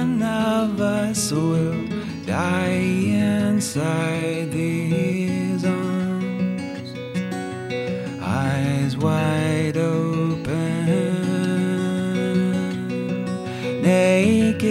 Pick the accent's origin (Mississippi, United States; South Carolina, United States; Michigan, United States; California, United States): South Carolina, United States; I grew up in South Carolina